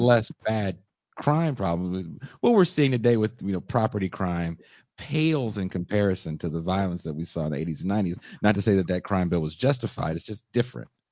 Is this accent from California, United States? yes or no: yes; Richmond, California, United States; also born or lived in Oakland, California; I was born in Oakland, grew up in Richmond, California